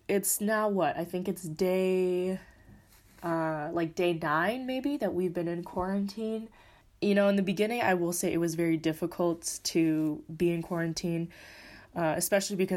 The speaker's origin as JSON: {"language": "English", "region": "California", "country": "United States", "moved": "as an adult", "lives_now": "Madrid, Spain", "said": "I am currently living in Madrid, Spain right now. I am from California"}